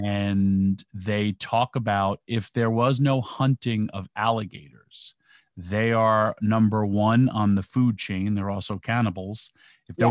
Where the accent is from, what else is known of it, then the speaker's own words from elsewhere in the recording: New York, United States; I'm from New York